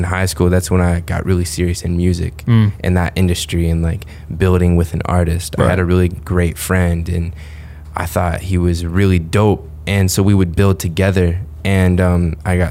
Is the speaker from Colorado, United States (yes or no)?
no; Carmel, Indiana, United States; also born or lived in Greenwood, Indiana; I grew up in Indiana